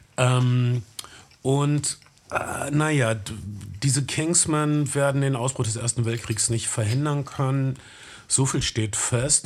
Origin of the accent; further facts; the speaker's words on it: North Rhine-Westphalia, Germany; bei uns in Ostwestfalen